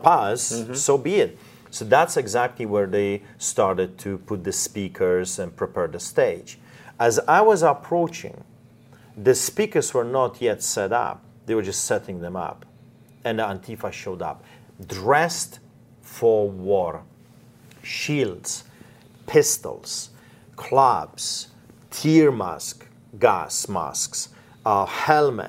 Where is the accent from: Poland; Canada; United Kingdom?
Poland; moved away; I grew up in Poland.